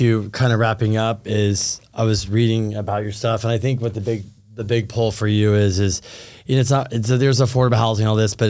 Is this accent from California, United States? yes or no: yes; Thousand Oaks, California, United States; I grew up in Westlake Thousand Oaks.